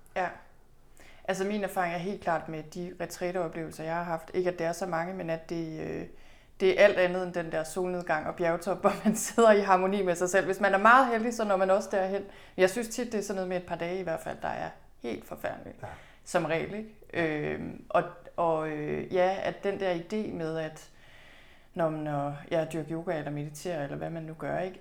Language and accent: Danish; Thy, North Denmark Region, Denmark; moved away; Jeg er selv født og opvokset i Thy. Det ligger i Nordvestjylland